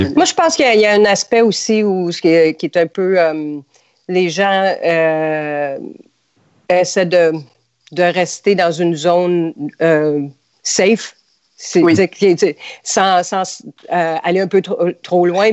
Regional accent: Montreal, Quebec, Canada; moved away as an adult; now in United States; je suis euh, née, j'ai grandi à Montréal

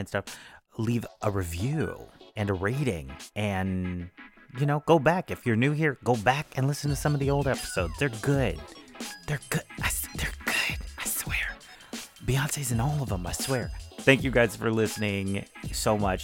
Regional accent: Texas, United States; I'm from Texas

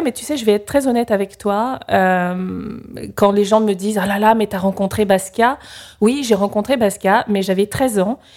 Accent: Yaoundé, Centre, Cameroon; moved away as an adult; also born or lived in Paris; je suis arrivée au Cameroun, à Yaoundé, j'avais un mois. Et donc, jusqu'à l'âge de 20 ans, j'ai d'abord v

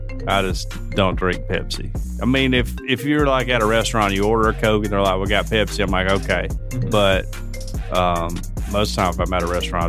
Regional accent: the South, United States; I'm from the South.

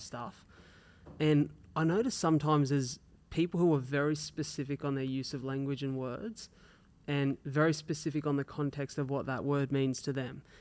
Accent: Wollongong, New South Wales, Australia; we're from Wollongong, so Wollongong's it's like a city

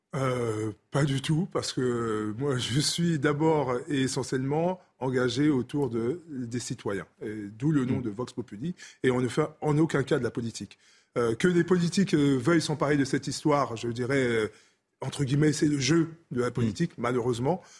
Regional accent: Clichy-sous-Bois, Île-de-France, France; also born or lived in Congo-Brazzaville; j'ai grandi à Clichy-sous-Bois Montfermeil

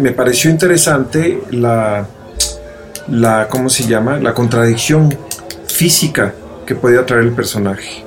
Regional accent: Mexico City, Mexico; crecer en la modelo y ir tanto a la frontera, pues te da un oído.

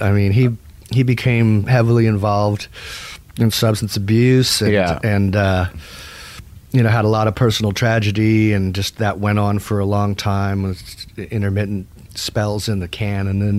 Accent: Phoenix, Arizona, United States; moved away as an adult; also born or lived in Wichita Falls, Texas; now in Austin, United States; Phoenix primarily. We were both born here in Texas. I was in Wichita Falls.

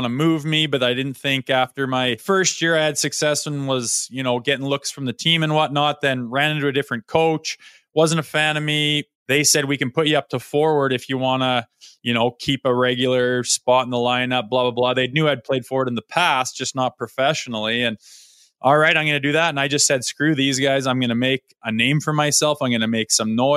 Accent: Olds, Alberta, Canada; my hometown

